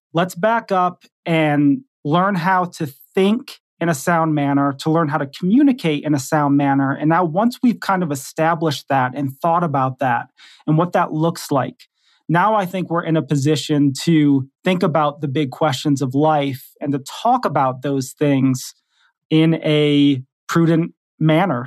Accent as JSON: {"language": "English", "town": "Detroit", "region": "Michigan", "country": "United States", "tie": "born or raised there", "also_born_or_lived": "Texas / Kentucky", "moved": "as an adult", "said": "I grew up in Detroit, Michigan. I lived there till I was about, maybe in my early twenties, and then I went off to Bible college in Texas"}